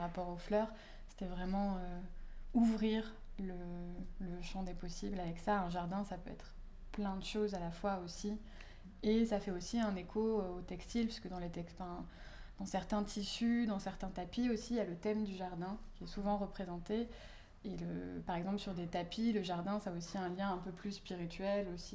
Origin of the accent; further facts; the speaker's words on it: south of France, France; moved away; dans le sud de la France, donc euh, là où j'ai grandi et d'où je suis originaire